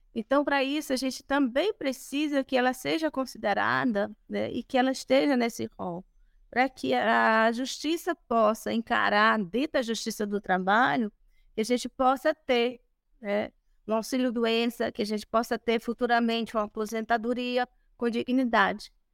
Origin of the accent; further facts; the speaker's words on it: Brazil; Nós somos brasileiros